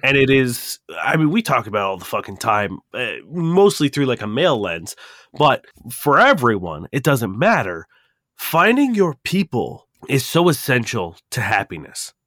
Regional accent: Toronto, Ontario, Canada; we're from Toronto

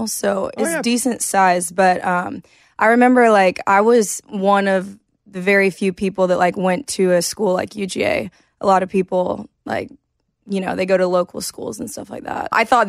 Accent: Douglasville, Georgia, United States; I grew up in Douglasville, Georgia, which is like west of Atlanta.

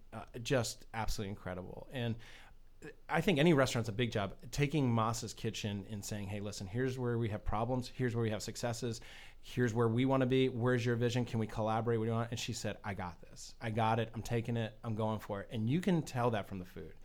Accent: New England, United States; now in Florida, United States; I'm from New England originally

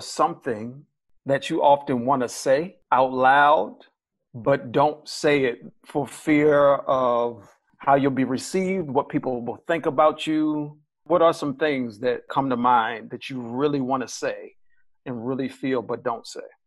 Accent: Baltimore, Maryland, United States; I'm from Baltimore, Maryland

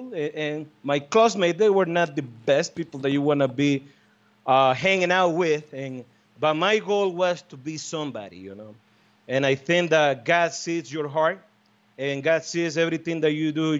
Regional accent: Estelí, Nicaragua; moved away as an adult; now in United States; You know where I came from? Esteli, Nicaragua, man. That's my hometown.

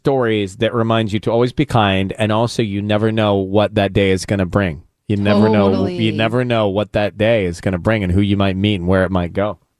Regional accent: Louisiana, United States; we did growing up in Louisiana was we made turducken

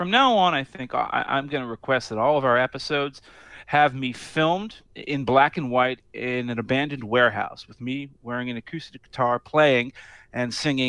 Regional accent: Maryland, United States; I'm from Maryland.

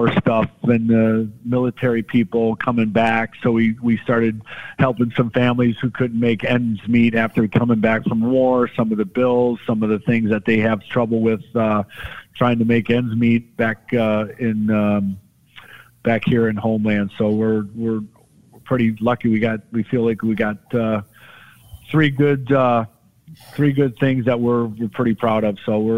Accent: Detroit, Michigan, United States; A lot of our lives growing up in Detroit, looking up to those guys too.

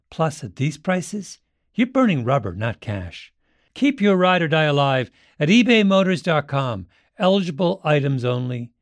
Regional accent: Monterey, California, United States; moved away; also born or lived in Nashville; I'm from Monterey

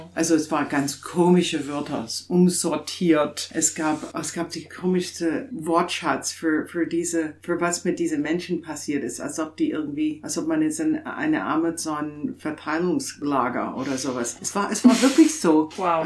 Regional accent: Canada; German is a second language; moved away as an adult; also born or lived in Toronto / England; now in Chemnitz, Germany; ich bin Kanadierin

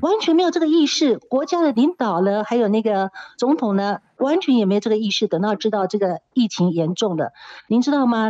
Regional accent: Taiwan; now in South Africa; 我们台湾人打了也叫周骂周骂哈

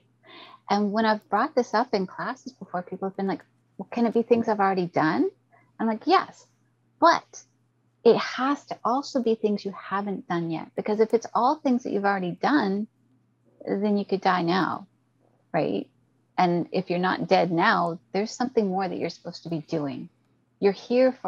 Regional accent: Canada; I'm Canadian

